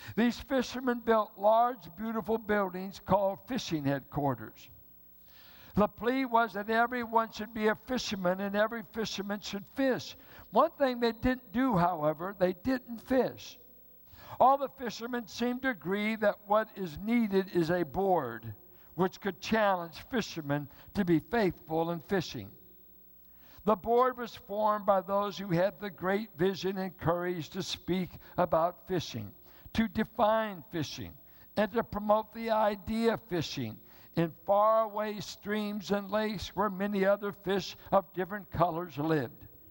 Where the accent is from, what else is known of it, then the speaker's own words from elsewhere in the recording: Richmond, United States; now in Bay Area, United States; I grew up in Richmond where it was white and black. Grew up with southern whites and southern blacks in Richmond from the World War II war years.